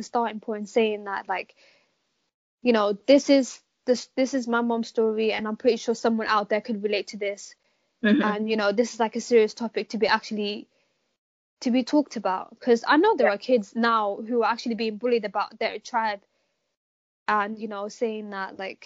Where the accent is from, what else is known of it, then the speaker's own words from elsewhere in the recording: Amsterdam, North Holland, Netherlands; now in London, United Kingdom; me being born and raised in Amsterdam